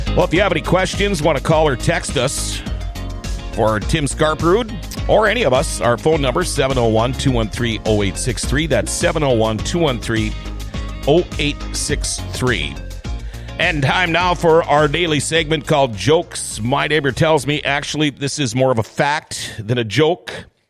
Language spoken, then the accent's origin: English; Thief River Falls, Minnesota, United States; born or raised there; also born or lived in Crookston, Minnesota